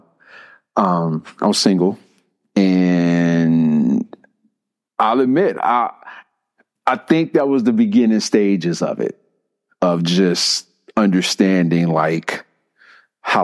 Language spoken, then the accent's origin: English; Chicago, Illinois, United States; moved away as an adult; now in Georgia, United States; I grew up in Chicago